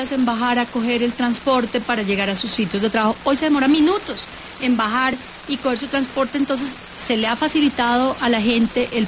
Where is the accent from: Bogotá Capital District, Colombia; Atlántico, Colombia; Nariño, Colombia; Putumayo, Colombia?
Bogotá Capital District, Colombia; Bogotá; moved away as an adult; now in Ecuador; yo soy de Bogotá, pero mi ah. familia eh, y por eso mis, apellidos también son de esa zona